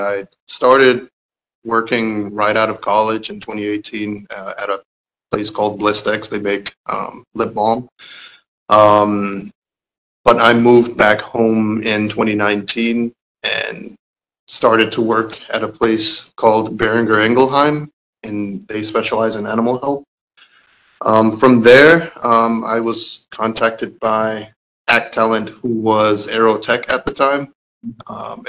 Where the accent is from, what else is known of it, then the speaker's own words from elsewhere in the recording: Clarkston, Georgia, United States; also born or lived in Illinois; I'm actually a Georgia native. I was born in Clarkston, Georgia, and I still live in Clarkston, Georgia.